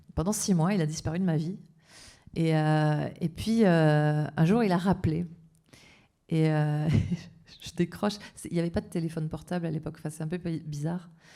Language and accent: French; south-west France, France; accent: sud-ouest; mon accent du sud-ouest